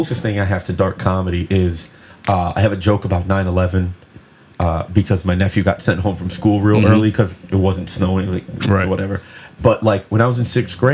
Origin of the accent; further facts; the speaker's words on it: Bridgeport, Connecticut, United States; where are you from? And I say Bridgeport